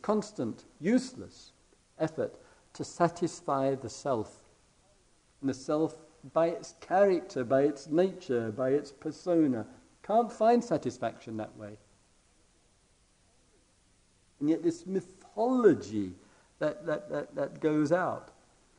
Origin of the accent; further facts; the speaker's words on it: England, United Kingdom; being English and from the other side of the pond